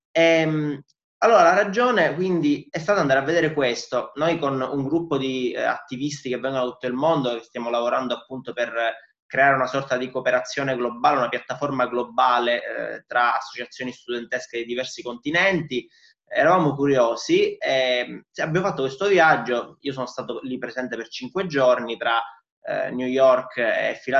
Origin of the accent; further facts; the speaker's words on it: Palermo, Sicily, Italy; vengo da Palermo